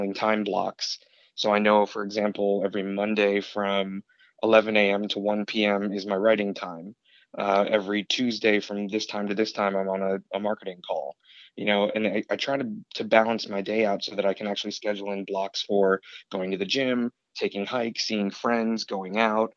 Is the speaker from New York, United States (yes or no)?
yes; Syracuse, New York, United States; I was from Syracuse